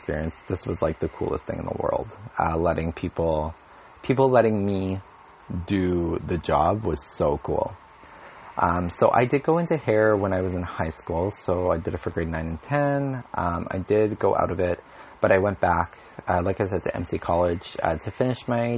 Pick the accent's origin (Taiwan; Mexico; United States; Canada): Canada; Winnipeg, Manitoba; also born or lived in Alberta; I'm from Winnipeg, Manitoba.